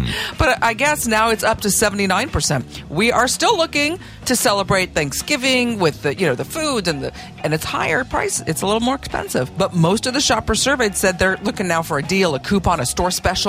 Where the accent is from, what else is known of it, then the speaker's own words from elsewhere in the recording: Oklahoma, United States; Growing up in Oklahoma.